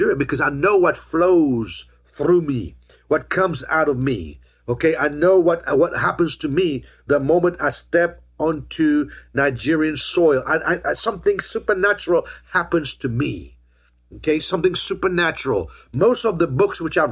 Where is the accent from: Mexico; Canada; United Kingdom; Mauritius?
Mauritius; now in United States; I was born in Mauritius